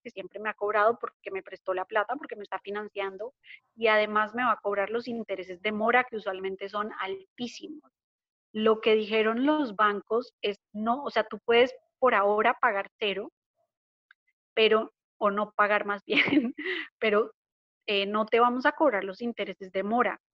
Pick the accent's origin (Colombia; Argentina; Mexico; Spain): Colombia; hablando como colombiana